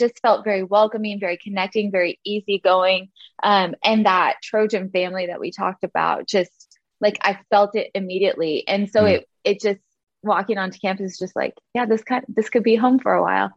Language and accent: English; Arcadia, California, United States; So I grew up in the LA area, just east of Pasadena in this little cute town called Arcadia.